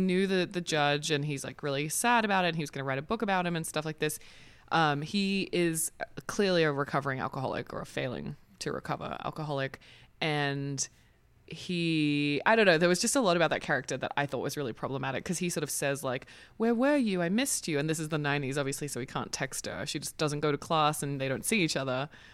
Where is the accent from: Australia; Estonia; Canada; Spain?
Australia; now in United States; as an Australian